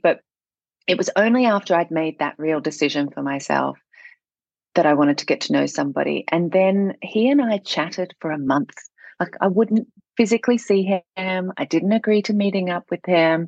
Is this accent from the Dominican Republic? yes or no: no; Singapore; moved away; also born or lived in Amsterdam, Netherlands; I'm from Singapore